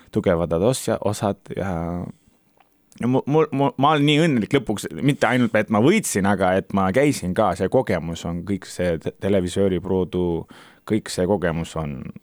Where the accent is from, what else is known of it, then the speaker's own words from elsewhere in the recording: Turkey; Estonian is a second language; now in Estonia; mina käisin Türgist ära ja ma elan Eestis